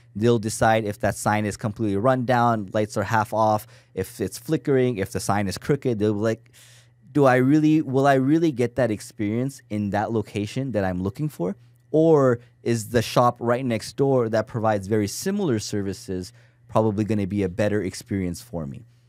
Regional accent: Toronto, Ontario, Canada; moved away as an adult; now in United States; I'm from Toronto, Canada

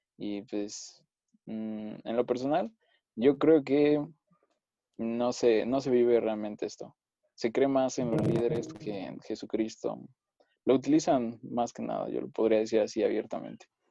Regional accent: Mexico City, Mexico; soy de la Ciudad de México, aquí siempre he vivido.

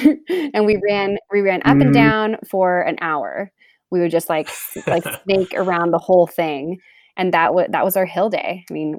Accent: Texas, United States; also born or lived in Louisiana; I was born in Louisiana, but moved to Texas when I was like 3 years old. So grew up in Texas, went to college in Texas, spent about 20 years there.

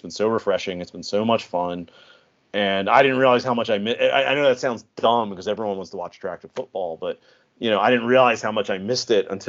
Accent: United States; I'm an American who's only been a fan for, you know, however many years. I didn't grow up with this

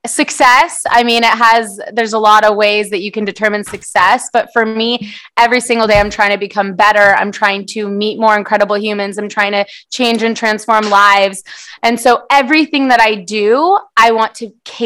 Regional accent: San Diego, California, United States; first language Portuguese; English is a second language; I actually was born here in San Diego, but my first language is Portuguese.

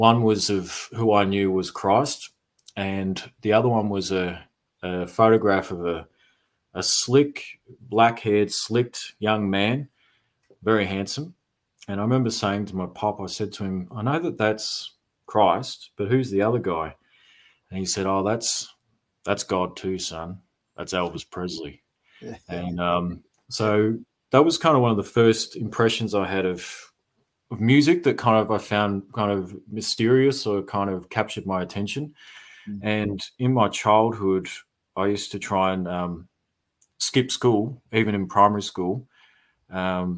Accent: Creswick, Victoria, Australia; now in Melbourne, Australia; So I grew up in Creswick. It's about 10 or 15 minutes out of Ballarat

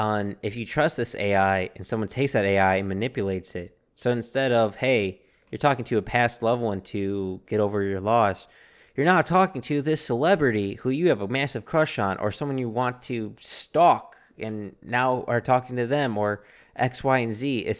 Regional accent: Chicago, Illinois, United States; We're both originally from Chicago.

